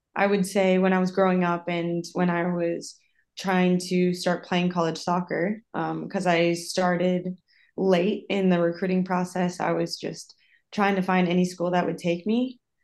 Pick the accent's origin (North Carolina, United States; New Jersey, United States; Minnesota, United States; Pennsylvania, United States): Minnesota, United States; moved away as an adult; also born or lived in South Dakota / Costa Rica / Iceland / Sweden; now in Italy; I'm originally from Minnesota.